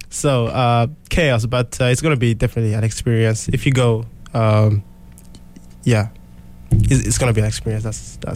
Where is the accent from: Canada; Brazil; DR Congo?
DR Congo; moved away; I'm from the Democratic Republic of the Congo.